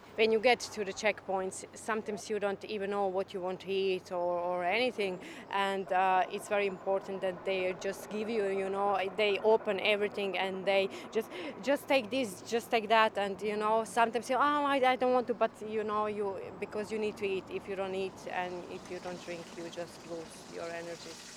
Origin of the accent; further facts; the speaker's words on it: Croatia; English is a second language; moved away as an adult; now in Ireland; I'm from Croatia. I came in Ireland five years ago